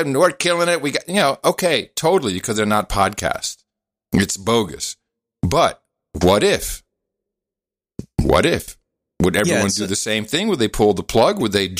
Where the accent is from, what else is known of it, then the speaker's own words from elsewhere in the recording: Amsterdam, North Holland, Netherlands; moved away; I grew up in Amsterdam